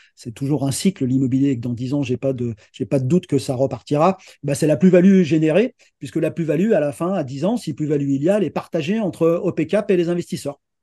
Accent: Lyon, Auvergne-Rhône-Alpes, France; je suis originaire de Lyon et j'habite Lyon

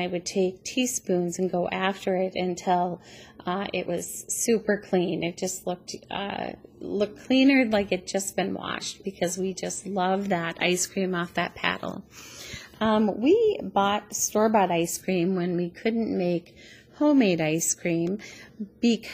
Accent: Schroeder, Minnesota, United States; now in Annandale, United States; I grew up on the North Shore of Lake Superior, just 1 mile inland from the lake in a really small town called Schroeder, Minnesota

